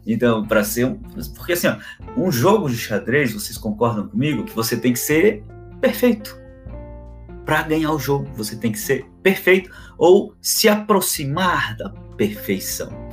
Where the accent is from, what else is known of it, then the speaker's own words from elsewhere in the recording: Florianópolis, Santa Catarina, Brazil; now in Balneário Camboriú, Brazil; Eu sou natural de Florianópolis, tá? Sou natural de Florianópolis